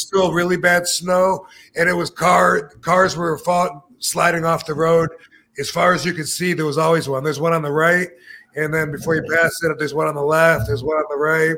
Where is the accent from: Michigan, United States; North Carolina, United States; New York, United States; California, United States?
Michigan, United States; moved away; I grew up in Michigan. As a kid, it was fun to play in the oh, snow.